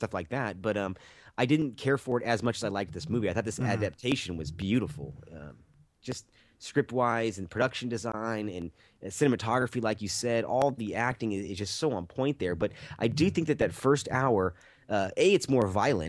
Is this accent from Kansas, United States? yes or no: no; San Francisco Bay Area, California, United States; I'm from the Bay Area